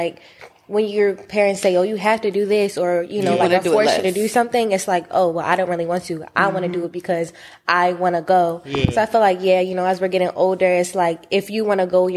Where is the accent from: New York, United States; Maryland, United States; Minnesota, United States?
New York, United States; New York City; I'm from New York, so a lot of kids, like, from Queens, too, we go to, like, you know, like, Catholic schools. So I did go to a Catholic school growing up